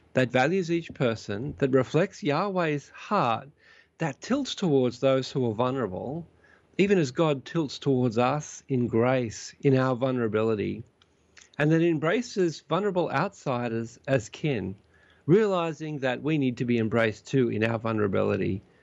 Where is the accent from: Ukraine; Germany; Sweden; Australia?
Australia; now in Vancouver, Canada; I'm an Australian citizen and soon to be, soon to become a Canadian citizen as well